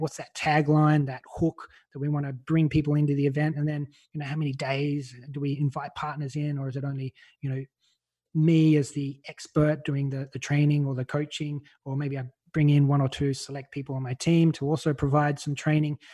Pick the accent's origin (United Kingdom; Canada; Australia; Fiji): Australia; now in Malta; I'm Australian. You can probably tell by my voice.